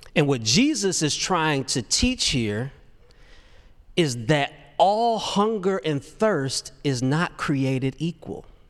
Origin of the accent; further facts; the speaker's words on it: Detroit, Michigan, United States; moved away as an adult; now in Nashville, United States; I grew up in Detroit. And man, I thought I'd be so satisfied when I moved from Detroit to Nashville to pursue career in music